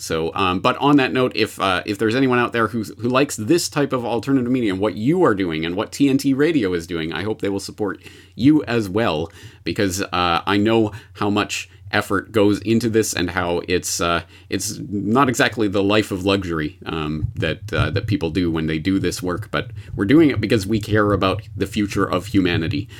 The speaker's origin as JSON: {"language": "English", "country": "Canada", "moved": "yes", "lives_now": "Japan", "said": "I am a Canadian, uh, in Japan who is also an anarchist"}